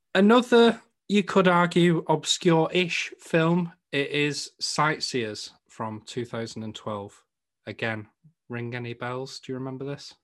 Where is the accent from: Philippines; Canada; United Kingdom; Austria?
United Kingdom; the north of England; accent: Northern; my Northern accent